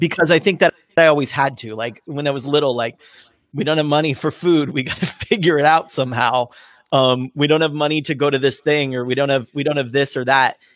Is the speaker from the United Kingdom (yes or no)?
no; California, United States; now in Los Angeles, United States; I grew up in California-ish